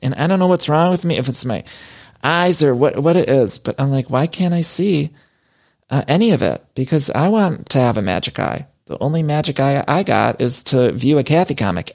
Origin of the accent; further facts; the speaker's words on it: Ohio, United States; As a fellow Ohioan myself